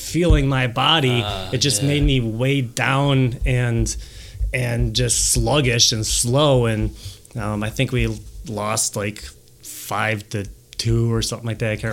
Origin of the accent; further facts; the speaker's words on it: Milwaukee Lake, Wisconsin, United States; I grew up on Milwaukee Lake, and I was sailing pretty competitively all over Midwest